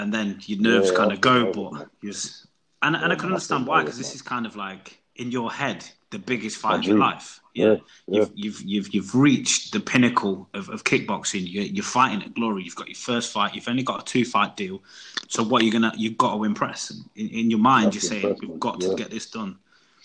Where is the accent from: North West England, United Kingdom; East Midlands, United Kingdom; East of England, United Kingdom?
East Midlands, United Kingdom; Derby; We're all from Derby, you know, we're all from Derby